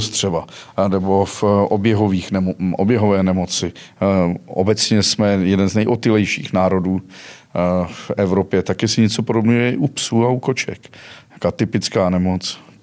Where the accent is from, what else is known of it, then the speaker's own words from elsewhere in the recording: Mariánské Lázně, Karlovy Vary Region, Czechia; jsem původ, původem z Karlovarského kraje, u Marán, z Maránských Lázní